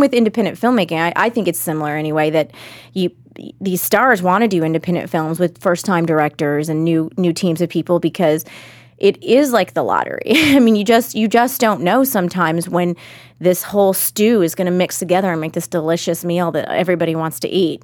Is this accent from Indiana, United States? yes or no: no; Austin, Texas, United States; Austin's my hometown